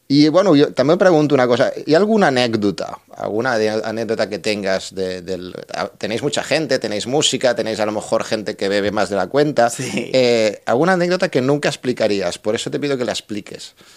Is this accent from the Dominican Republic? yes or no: no; Barcelona, Catalonia, Spain; now in Tarragona, Spain; yo yo de Barcelona, no soy de Tarragona